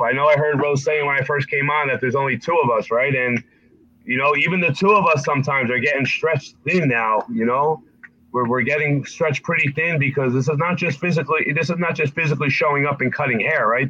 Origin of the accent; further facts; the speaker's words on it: Essex County, North New Jersey, United States; also born or lived in Nutley, New Jersey; growing up in Essex County, you know, where you know we lived in in North New Jersey